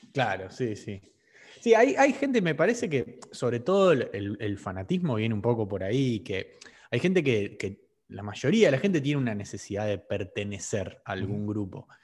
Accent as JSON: {"language": "Spanish", "country": "Argentina", "said": "Por ser argentino"}